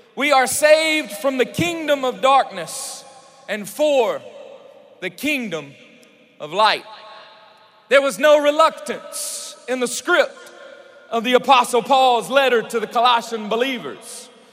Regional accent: Louisiana, United States; I'm from Louisiana

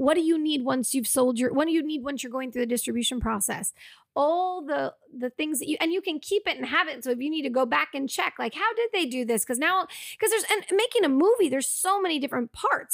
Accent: Massachusetts, United States; moved away as an adult; now in Los Angeles, United States; we ended up shooting in my hometown

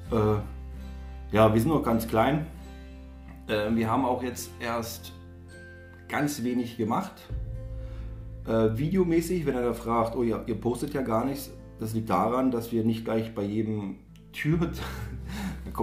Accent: Saxony-Anhalt, Germany; wir kommen aus den Kreis Salzwedel, würde ich jetzt mal so behaupten.

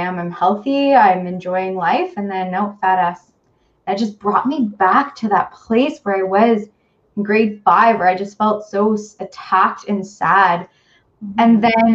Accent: hometown near North Bay, Ontario, Canada; also born or lived in North Bay, Ontario; Back then I lived in my hometown where I grew up, and then moved to North Bay

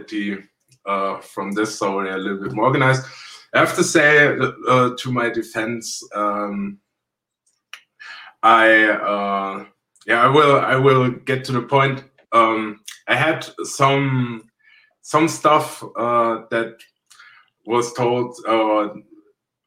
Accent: Kassel, Hesse, Germany; English is a second language; also born or lived in Berlin; I was born in Kasse

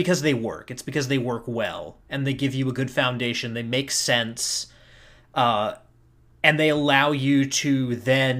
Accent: North Carolina, United States; I'm a North Carolinian.

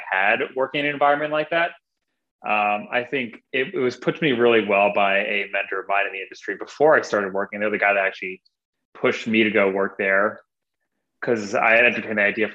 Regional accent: Northern New Jersey, United States; moved away as an adult; now in Portland, United States; I was born and raised in Northern New Jersey, 5 minutes from Manhattan, New York

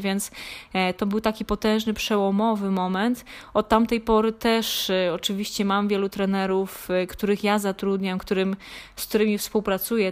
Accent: Krzykawa, Lesser Poland, Poland; urodziłam się na, e, w Małopolsce, w takiej niedużej miejscowości Krzykawa, gdzie no, oprócz po szkole podstawowej poszłam do, do liceum gastronomicznego

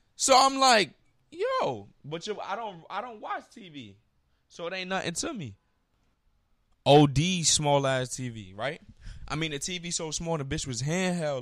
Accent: New York, United States; I'm from New York.

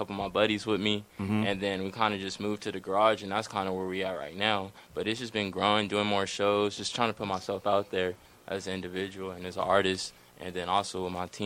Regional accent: Orange County, California, United States; I'm just born and raised from Orange County

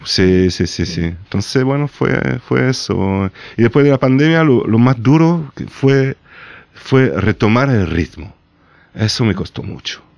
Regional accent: Nîmes, Occitania, France; born or raised there; Spanish is a second language

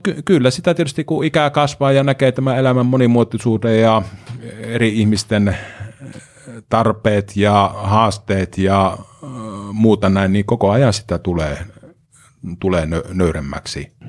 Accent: Pieksämäki, South Savo, Finland; No olen ihan syntyperäinen pieksämäkeläinen. Vuonna 1966 on Pieksämää sairaalassa silloin synnytty.

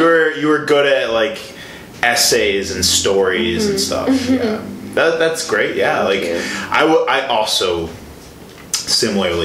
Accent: Chicago, Illinois, United States; moved away as an adult; now in Milwaukee, United States; I'm from the Chicago area.

